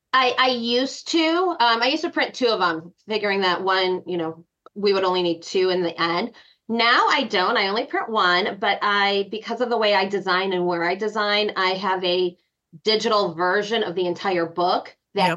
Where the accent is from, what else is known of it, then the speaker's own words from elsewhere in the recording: Chicago, Illinois, United States; I am from Chicago, but my heart is in Colorado.